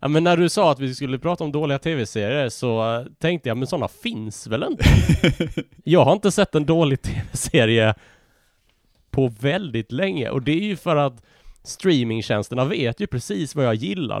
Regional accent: Malmö, Skåne, Sweden; now in Gothenburg, Sweden; jag är uppvuxen i Malmö, jag bor i Göteborg.

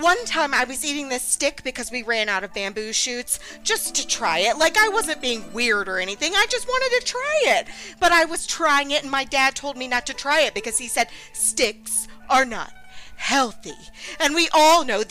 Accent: Birmingham, Alabama, United States; I'm from Birmingham, Alabama

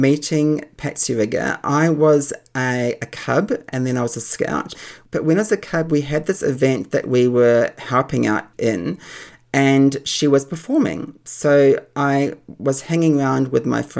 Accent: New Zealand; when I was growing up in New Zealand

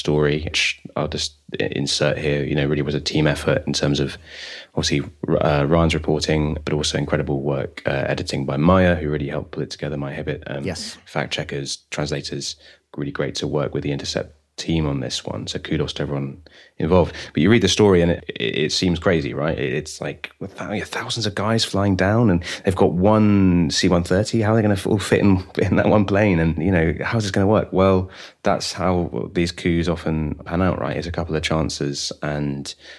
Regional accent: United Kingdom; as a British person

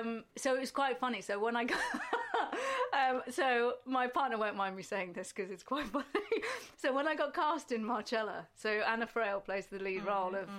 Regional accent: Shropshire, West Midlands, United Kingdom; I'm not from a city, so I'm from kind of, I'm from Shropshire

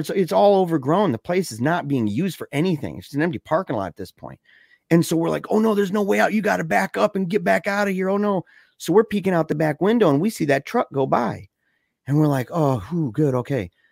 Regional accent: Battle Creek, Michigan, United States; we're both from Battle Creek, Michigan

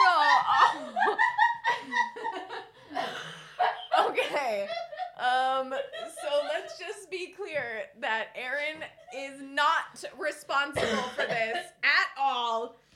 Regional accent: United States; now in Stockholm, Sweden; I'm American

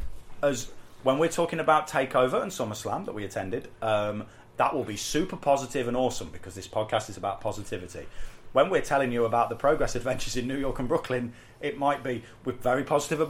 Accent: Midlands, United Kingdom; accent: Midlands; my horrible Midlands accent

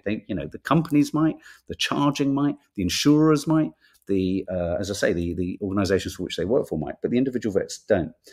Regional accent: London, United Kingdom; also born or lived in Birmingham / Whitley Bay; we came to London. And then I was in London for the rest of it

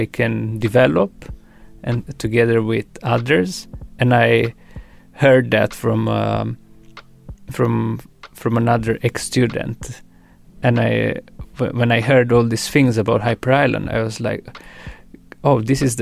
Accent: Romania; moved away; I was from Romania.

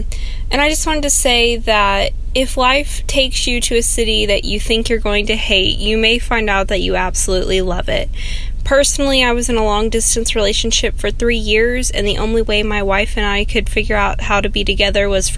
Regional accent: Houston, Texas, United States; moved away as an adult; now in Dahlonega, United States; for me to move to the small town of Dahlonega in northeast Georgia, and I am originally from Houston, Texas

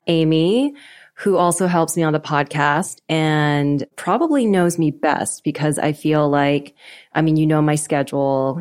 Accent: Vancouver, British Columbia, Canada; moved away; I'm Canadian. I grew up in Vancouver, British

